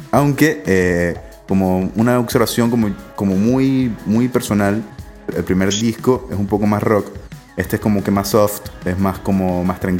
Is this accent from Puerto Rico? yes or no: no; Venezuela; Obviamente somos de Venezuela, ustedes son de Caracas